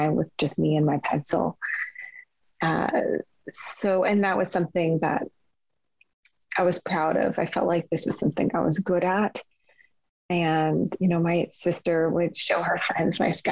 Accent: Kingston, Ontario, Canada; also born or lived in Regina, Saskatchewan; growing up in Kingston

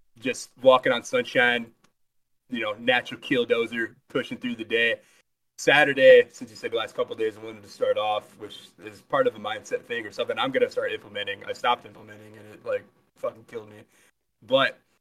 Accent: Toledo, Ohio, United States; I live in the underrated and base state of Ohio, specifically, like, Toledo, Michigan area

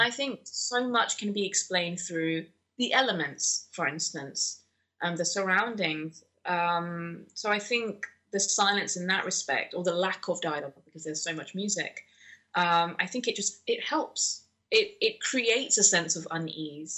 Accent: London, United Kingdom; born and raised in London, but my parents come from Pakistan

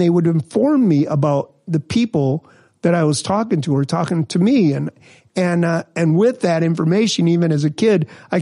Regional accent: Minnesota, United States; also born or lived in Missouri; I grew up in Minnesota. I'm from Missouri originally. Yeah. But, I grew up here

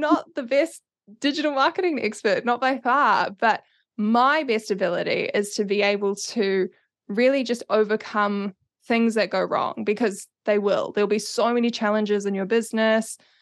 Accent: Auckland, New Zealand; now in Wellington, New Zealand; I'm from Auckland originally, based in Wellington now

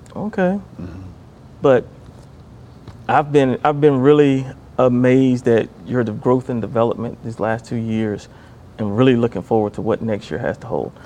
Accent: Martinsville, Virginia, United States; the Martinsville Phillies, which was my hometown

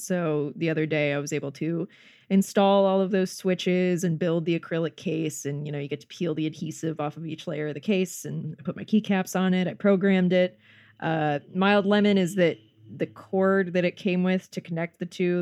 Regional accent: North Carolina, United States; also born or lived in Georgia; now in Los Angeles, United States; I'm from North, North Carolina and lived in Georgia for a bit

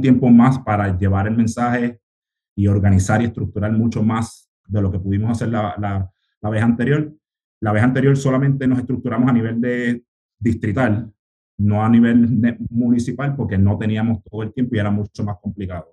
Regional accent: Río Grande, Puerto Rico; accent: Puerto Rican; also born or lived in United States; vengo del, del, barrio Malpica en Río Grande, yo me, crié en Río Grande, pero nací en los Estados Unidos

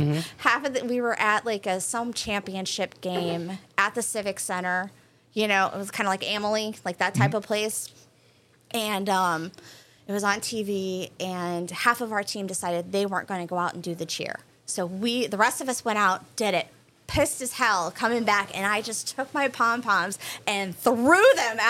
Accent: Peoria, Illinois, United States; moved away as an adult; also born or lived in Massachusetts / West Palm Beach, Florida; now in Tampa, United States; I'm from Peoria. It's about 2.5 hours south of Chicago. It's central

